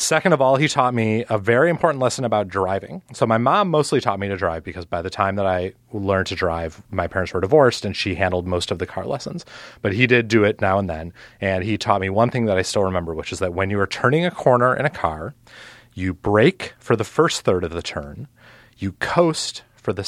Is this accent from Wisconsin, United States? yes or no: yes; Milwaukee, Wisconsin, United States; I'm from Milwaukee